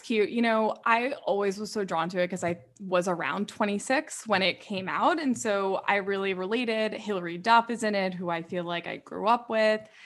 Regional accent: New York, United States; I'm from New York, like I don't get a lot of that small town

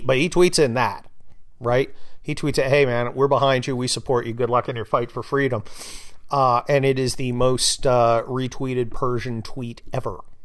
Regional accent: California, United States; I'm from California

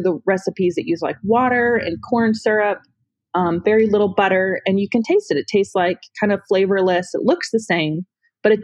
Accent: Northern Ohio, United States; now in Tennessee, United States; I grew up in Northern Ohio.

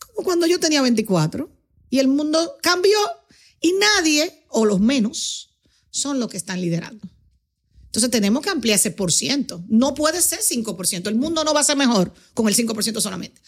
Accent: Dominican Republic; yo soy una eh, em, embajadora del mundo que nació en Dominicana.

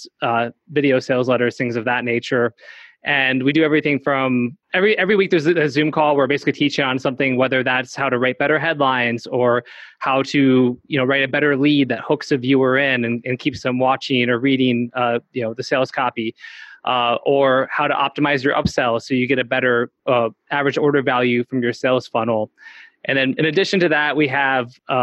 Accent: San Diego, California, United States; I'm from San Diego

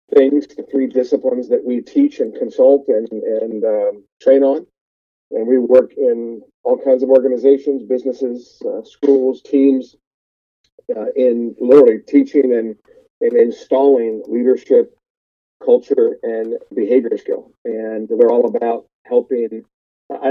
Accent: Columbus, Ohio, United States; moved away as an adult; also born or lived in Los Angeles; I grew up in Columbus, Ohio, went to Ohio State my first year

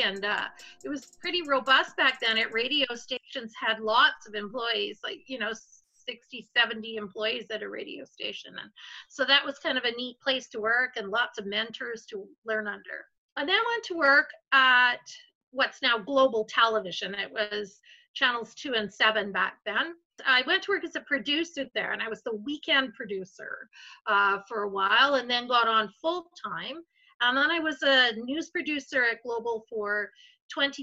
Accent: Vancouver, British Columbia, Canada; now in Calgary, Canada; I'm actually from Vancouver.

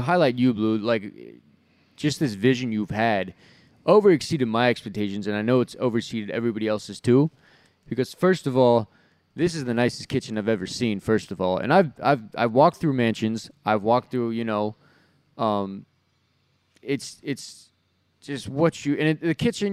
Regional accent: Southern California, United States; growing up in Southern California

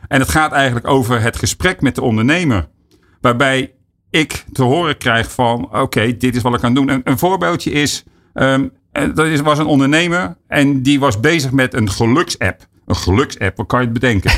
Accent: Netherlands; ons als, als Nederlander

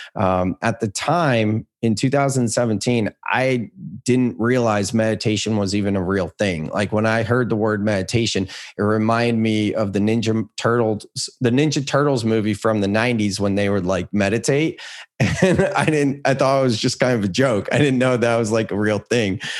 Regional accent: Silicon Valley, California, United States; I grew up in Silicon Valley

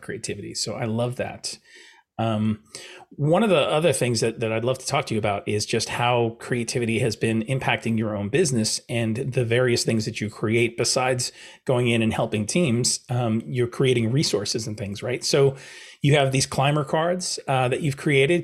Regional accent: New York, United States; I'm a New Yorker

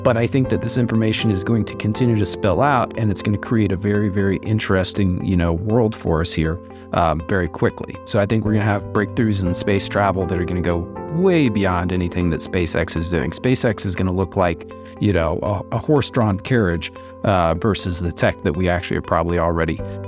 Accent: Midwest, United States; I started trading. I grew up in the Midwest in the United States.

